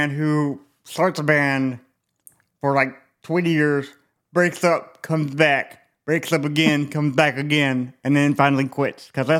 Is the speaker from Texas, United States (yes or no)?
yes; Texas, United States; moved away; we all know I'm from Texas, so I need to move back there.